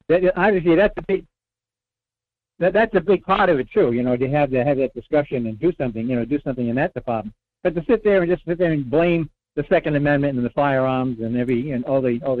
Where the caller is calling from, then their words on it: North Pole, Alaska, United States; Good morning, Michael. This is … in North Pole.